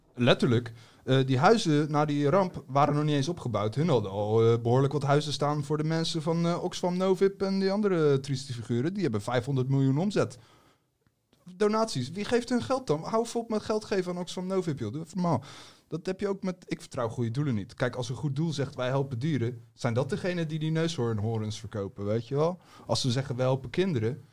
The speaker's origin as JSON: {"language": "Dutch", "country": "Netherlands", "tie": "born or raised there", "said": "ik ben Nederlander, hier geboren"}